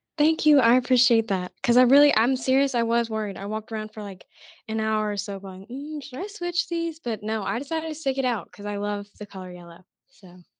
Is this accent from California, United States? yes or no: no; Tuscaloosa, Alabama, United States; I'm actually from Tuscaloosa